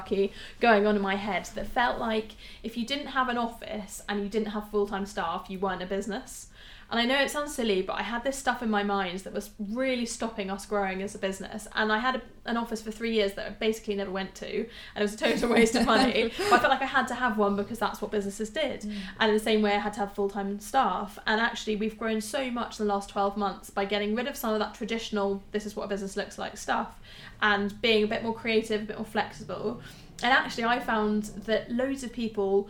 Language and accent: English; United Kingdom; We're so British